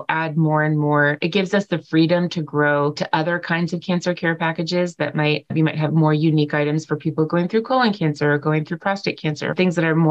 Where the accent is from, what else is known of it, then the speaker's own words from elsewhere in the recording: California, United States; moved away; I grew up in California